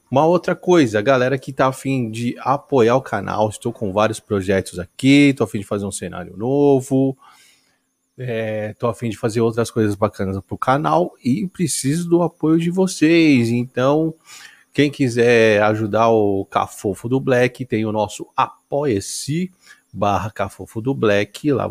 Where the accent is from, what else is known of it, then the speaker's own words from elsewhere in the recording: São Paulo, Brazil; Sou de São Paulo.